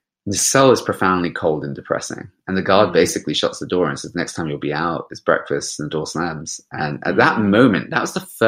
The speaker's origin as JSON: {"language": "English", "region": "London", "country": "United Kingdom", "tie": "born or raised there", "said": "I grew up in West London"}